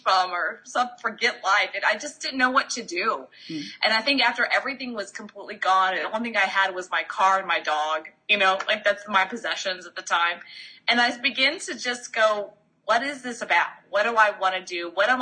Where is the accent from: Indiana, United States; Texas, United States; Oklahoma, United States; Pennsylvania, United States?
Texas, United States; moved away; also born or lived in Florida; going all the way back to Texas, actually born and bred in Texas